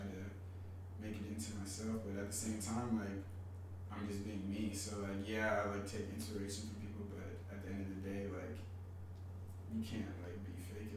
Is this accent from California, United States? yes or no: yes; Pasadena, California, United States; moved away as an adult; now in New York, United States; I'm from Pasadena, California. It's like a nice little suburb in LA. Grew up out there